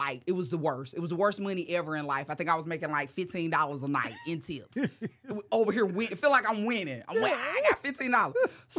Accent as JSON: {"language": "English", "region": "North Carolina", "country": "United States", "moved": "as an adult", "lives_now": "Los Angeles, United States", "said": "when I moved to L.A., I was smoking cigarettes, right? I was just so nervous. My nerves was bad. I moved from North Carolina, and I'm out here. I don't know nobody."}